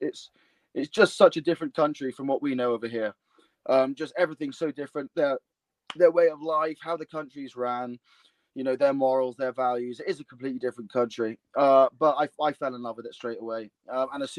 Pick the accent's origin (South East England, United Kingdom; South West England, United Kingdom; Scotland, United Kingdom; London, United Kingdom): South West England, United Kingdom; Bristol; my hometown of Bristol